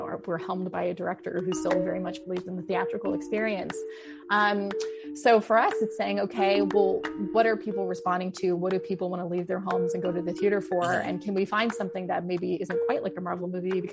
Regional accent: Los Angeles, California, United States; I'm from Los Angeles, like literally born and raised like next to UCLA

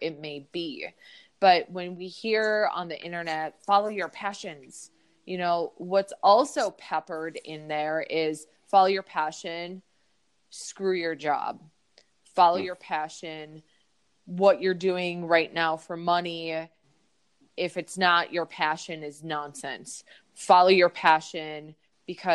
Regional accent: Minneapolis, Minnesota, United States; I'm from Minneapolis, Minnesota.

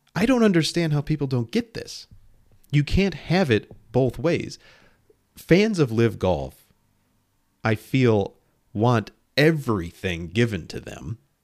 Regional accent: near Oak Brook, Illinois, United States; born or raised there

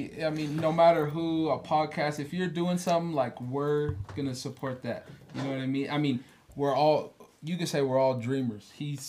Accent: West Coast, United States; now in Pueblo, United States; we're from the West Coast.

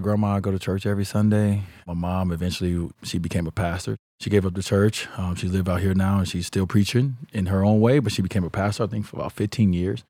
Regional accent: Chicago, Illinois, United States; I grew up in Chicago

